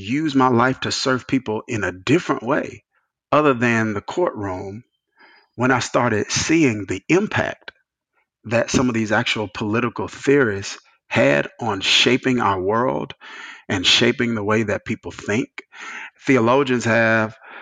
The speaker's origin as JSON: {"language": "English", "region": "rural Mississippi", "country": "United States", "tie": "born or raised there", "also_born_or_lived": "New Jersey", "moved": "as an adult", "said": "I came from Mississippi, which was Bible Belt, small. My dad led a smaller church, bivocational. He's a bivocational pastor for the majority of my childhood"}